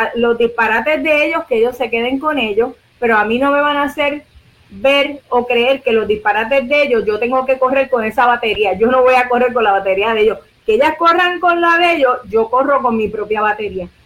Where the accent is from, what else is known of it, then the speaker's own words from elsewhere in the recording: Puerto Rico; nosotros somos territorio de los Estados Unidos